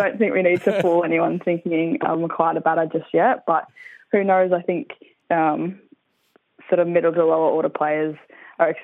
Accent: Sunshine Coast, Queensland, Australia; moved away as an adult; now in Perth, Australia; I'm originally from the Sunshine Coast in Queensland

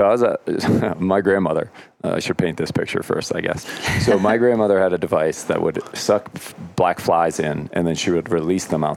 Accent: Lake George, New York, United States; moved away; also born or lived in Pennsylvania; I grew up in Lake George, New York

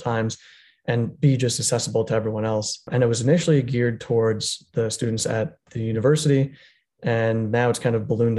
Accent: Long Island, New York, United States; moved away as an adult; also born or lived in Manhattan, New York; now in Florida, United States; I grew up actually in Long Island for half my life

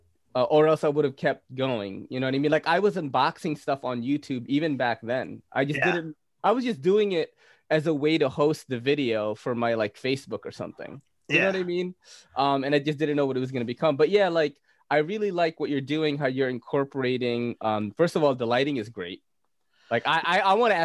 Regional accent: Philippines; I'm Filipino

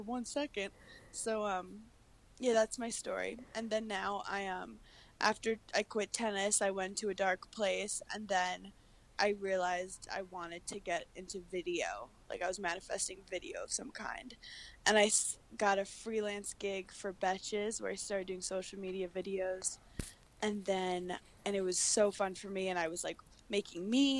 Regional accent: New York City, New York, United States; also born or lived in Wisconsin; I'm from Brooklyn, New York, originally

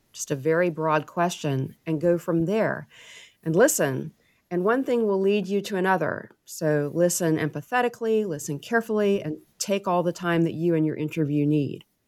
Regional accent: Waverly, Tennessee, United States; I am from Waverly. I grew up there. It's my hometown

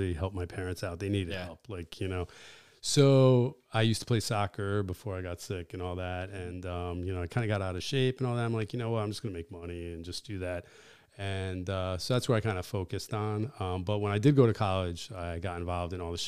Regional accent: Bethel, Connecticut, United States; English is a second language; also born or lived in Watertown / Greece; Bill was one of the first kids I met growing up in Bethel

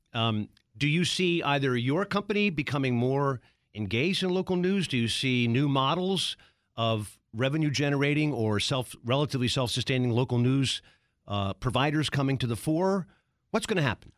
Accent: Baltimore, Maryland, United States; Is Baltimore in your plans? That's my hometown

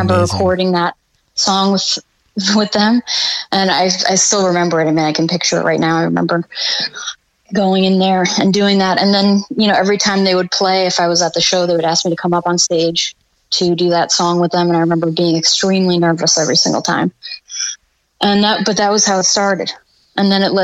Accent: Long Island, New York, United States; moved away as an adult; now in Florida, United States; I'm from Long Island, New York, actually, originally. At this point, I've been in Florida longer. That's where I grew up and graduated high school and everything

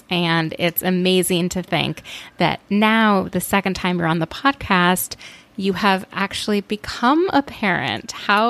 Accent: Minneapolis, Minnesota, United States; where I grew up in Minneapolis

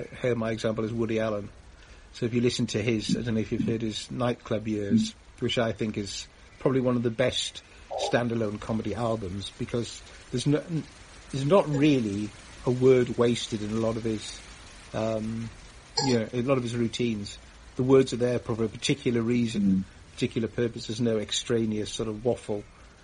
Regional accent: Newcastle, North East England, United Kingdom; I'm from Newcastle in the northeast, and yes, I've lost my accent.

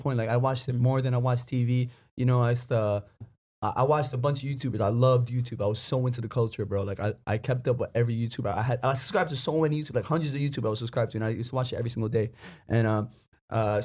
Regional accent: New York City, New York, United States; I grew up in Bayridge, Brooklyn. You know, it's a neighborhood full of Arabs

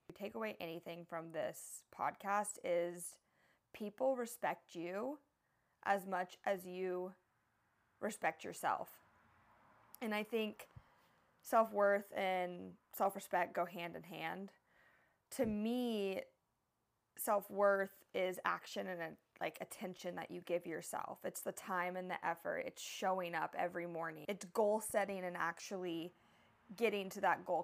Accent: Texas, United States; also born or lived in San Diego, California; now in Hawaii, United States; I'm from Texas, which is like my true home

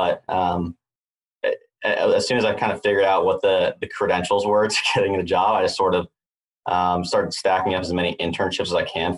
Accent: Atlanta, Georgia, United States; moved away as an adult; now in Los Angeles, United States; So I guess I grew up in Atlanta, went to the University of Georgia

